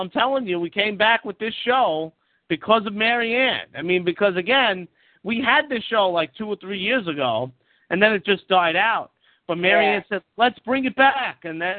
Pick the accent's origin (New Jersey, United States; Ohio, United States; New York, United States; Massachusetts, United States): New York, United States; Everybody knows I'm a New Yorker.